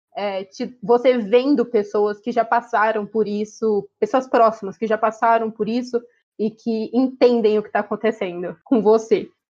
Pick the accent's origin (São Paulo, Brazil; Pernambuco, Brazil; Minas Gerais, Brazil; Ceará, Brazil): São Paulo, Brazil; Ourinhos; moved away as an adult; now in Araraquara, Brazil; eu sou de Ourinhos, que é uma cidade na divisa com o Paraná.